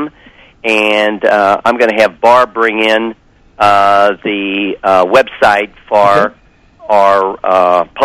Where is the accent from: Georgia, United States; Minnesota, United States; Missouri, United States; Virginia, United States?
Missouri, United States; St. Louis; I'm from St. Louis